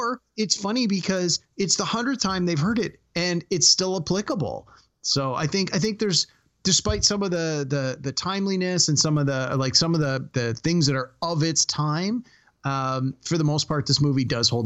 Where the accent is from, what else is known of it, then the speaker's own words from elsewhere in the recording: Toronto, Ontario, Canada; I'm from Toronto